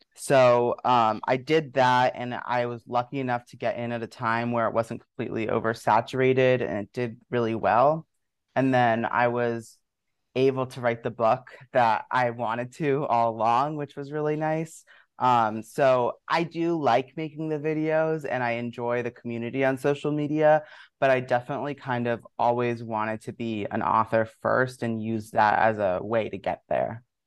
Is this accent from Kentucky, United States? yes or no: no; Washington, District of Columbia, United States; moved away as an adult; also born or lived in Maryland / Brooklyn, New York; now in New York, United States; I uh, was born in Washington, D.C., and grew up right in the area, first in the city and then right outside of Maryland